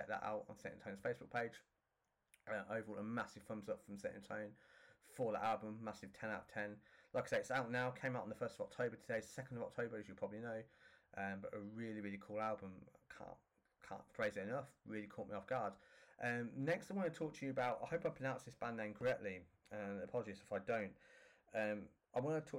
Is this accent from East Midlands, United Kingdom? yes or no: yes; Northampton, East Midlands, United Kingdom; my hometown in Northampton